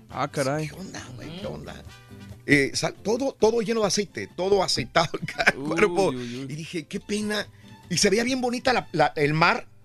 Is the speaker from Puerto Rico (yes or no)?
no; Reynosa, Tamaulipas, Mexico; de Reynosa, yo sé, pero para quitarla... tengo